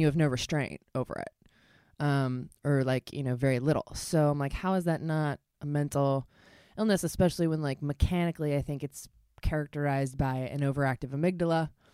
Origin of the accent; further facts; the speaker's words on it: Baltimore, Maryland, United States; I grew up in Baltimore